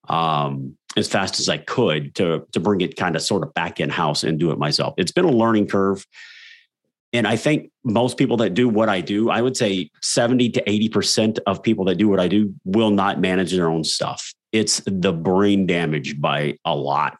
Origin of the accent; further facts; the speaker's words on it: South Texas, United States; that was my life growing up in South Texas.